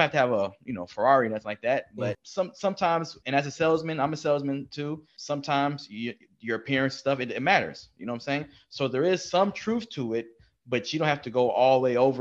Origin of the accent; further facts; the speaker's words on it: Texas, United States; We are from Texas